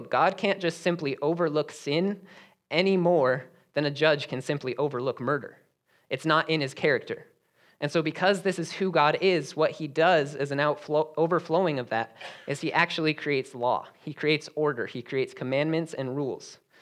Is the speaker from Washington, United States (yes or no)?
no; Denver, Colorado, United States; I was actually born and raised in Denver, Colorado